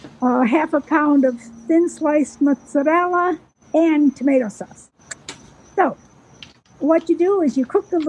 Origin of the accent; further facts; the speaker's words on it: Waynesville, North Carolina, United States; I'm from the mountains of North Carolina, Waynesville, Western North Carolina